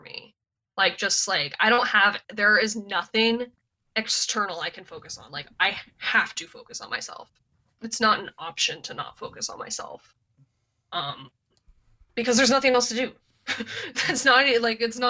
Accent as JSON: {"language": "English", "region": "Montana", "country": "United States", "tie": "born or raised there", "also_born_or_lived": "Ohio", "moved": "as an adult", "lives_now": "California, United States", "said": "I grew up in Montana, randomly decided to go to Ohio when I had no family there, and now I'm in California"}